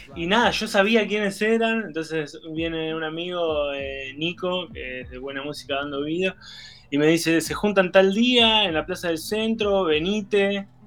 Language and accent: Spanish; Tandil, Buenos Aires Province, Argentina; now in Denmark; me llevaron de la mano en la movida tandirense